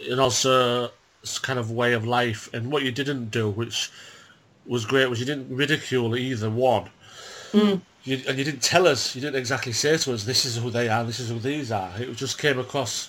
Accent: England, United Kingdom; as an English person

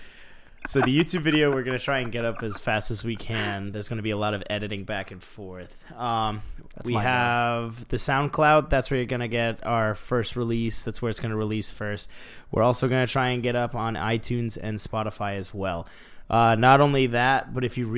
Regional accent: New England, United States; we're from New England.

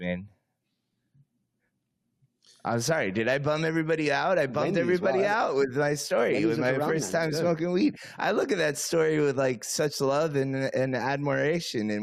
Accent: South Florida, United States; growing up in South Florida

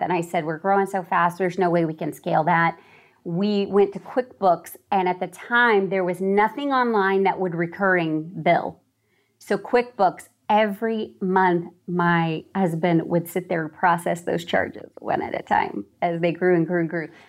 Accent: Hollywood, Florida, United States; I was born in Hollywood, Florida

